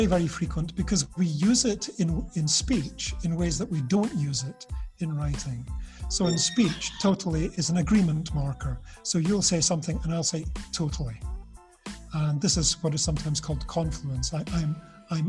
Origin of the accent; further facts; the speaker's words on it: Scotland, United Kingdom; Scottish people, for example, we have a reputation of being quite cold because we're British